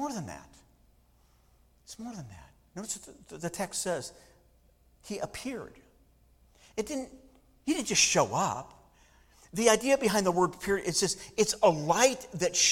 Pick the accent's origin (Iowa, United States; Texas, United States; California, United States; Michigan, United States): California, United States; Southern; moved away; I grew up in Southern California